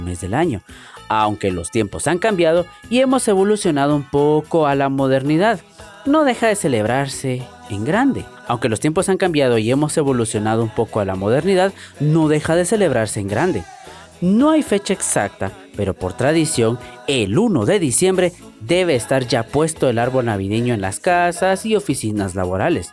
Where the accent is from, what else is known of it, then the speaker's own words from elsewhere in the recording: Guatemala; mi país de origen llamado Guatemala, mi bella Guatemala